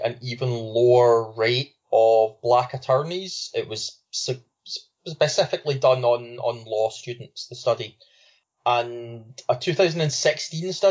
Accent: Scotland, United Kingdom; I'm Scottish

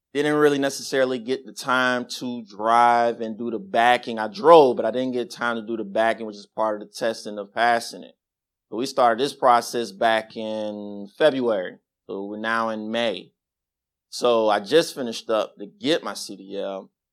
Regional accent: Las Vegas, Nevada, United States; moved away; I'm originally from Vegas, so put this plan together to move back to Vegas

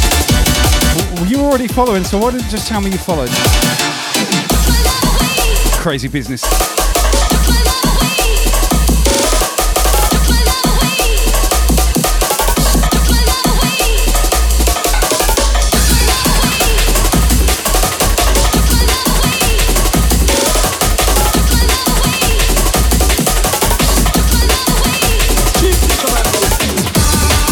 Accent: Southampton, South East England, United Kingdom; my hometown crew, Southampton, UK.

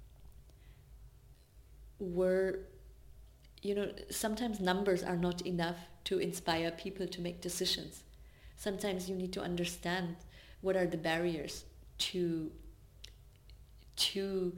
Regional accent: Swabia, Baden-Württemberg, Germany; I grew up in Swabia, which is a state in Germany that is known for being very resource oriented

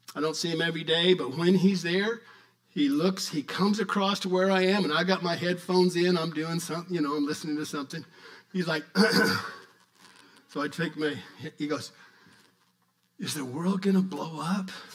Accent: New Mexico, United States; I'm from New Mexico

